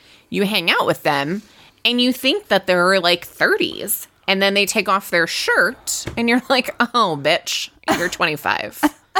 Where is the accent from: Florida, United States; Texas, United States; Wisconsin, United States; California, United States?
Wisconsin, United States; moved away as an adult; now in Colorado, United States; I am from Wisconsin.